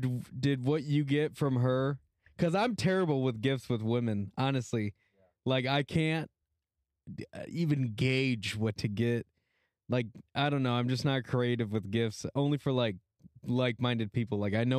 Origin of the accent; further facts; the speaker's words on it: Texas, United States; We're all from Texas.